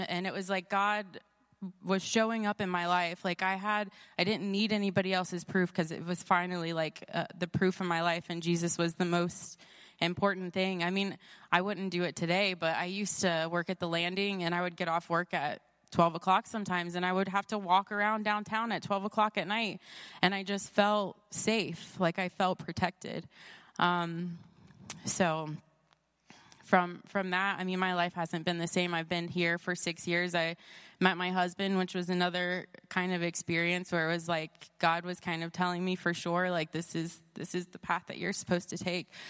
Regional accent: Columbus, Ohio, United States; I'm from Columbus, Ohio

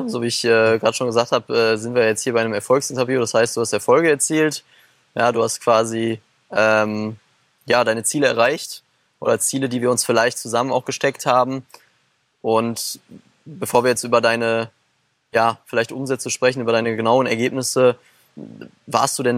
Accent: Germany; wir sind ja schon mhm sagen wir auch äh, als Deutsche sehr privilegiert

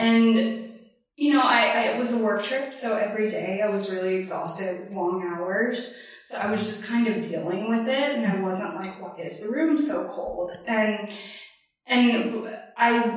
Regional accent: Texas, United States; moved away as an adult; also born or lived in Naples, Florida / Fort Worth, Texas; now in New York City, United States; I am from Texas originally. Grew up in both Florida and Texas

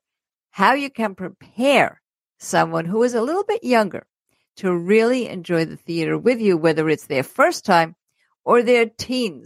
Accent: New York City, New York, United States; I grew up in Brooklyn

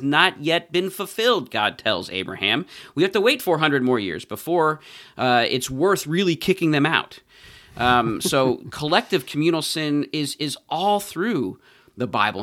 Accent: United States; as American Christians

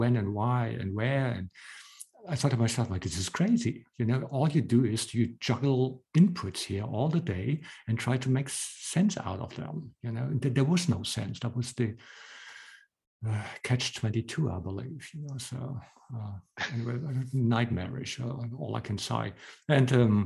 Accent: Hamburg, Germany; moved away as an adult; now in Berlin, Germany; I moved to Berlin from Hamburg. So I'm originally from Hamburg, and I had my startup here in Berlin

